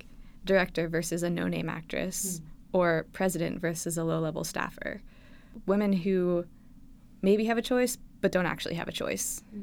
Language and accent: English; South Central Pennsylvania, United States; moved away; I am originally from South Central Pennsylvania, a little town that doesn't actually exist called Edders.